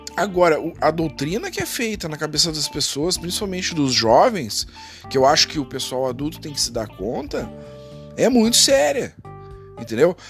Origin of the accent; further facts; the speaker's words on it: Brazil; Eu, eu sou brasileiro